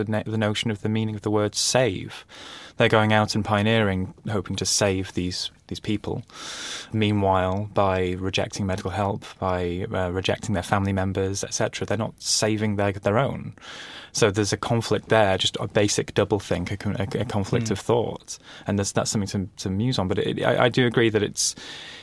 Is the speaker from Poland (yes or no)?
no; Manchester, North West England, United Kingdom; I'm from Manchester, the other side of Manchester from where this is set